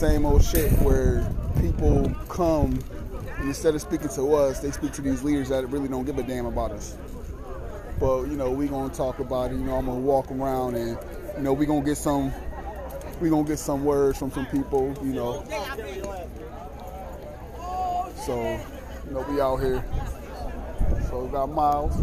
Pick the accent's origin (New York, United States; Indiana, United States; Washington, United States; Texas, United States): New York, United States; Buffalo; I'm from Buffalo.